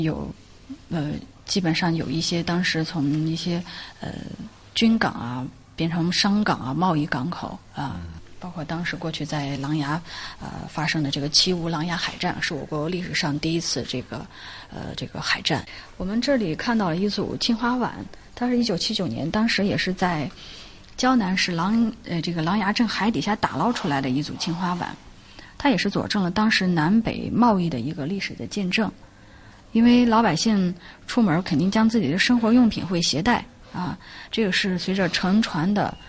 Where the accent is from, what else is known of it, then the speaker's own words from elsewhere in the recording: Qingdao, Shandong, China; 我们青岛人管它叫天后宫。